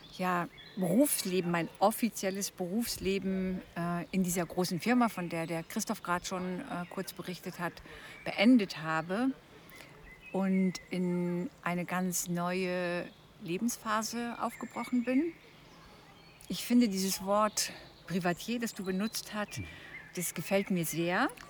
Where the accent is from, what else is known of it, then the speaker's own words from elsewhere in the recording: East Frisia, Lower Saxony, Germany; moved away; bin gebürtige Ostfriesin